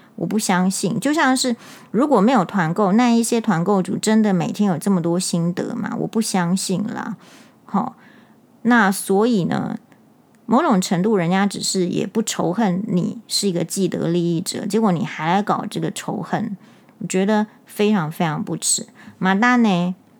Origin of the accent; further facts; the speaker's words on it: Taiwan; 我们台湾人一定有很多的职业